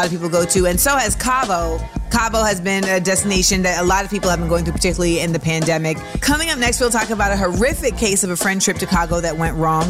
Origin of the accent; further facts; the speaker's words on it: Grenada; I am not Trinidadian. I am Grenadian.